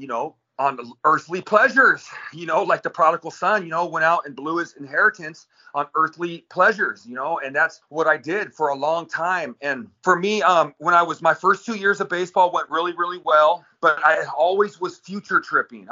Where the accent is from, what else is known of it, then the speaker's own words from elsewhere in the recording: Victorville, California, United States; I grew up in Victorville, California, out in the high desert in Southern California